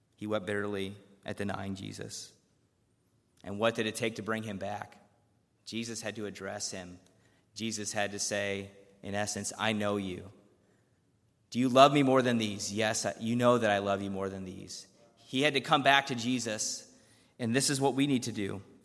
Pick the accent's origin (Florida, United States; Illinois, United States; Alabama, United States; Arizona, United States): Illinois, United States; Chicago; I grew up around the Chicago area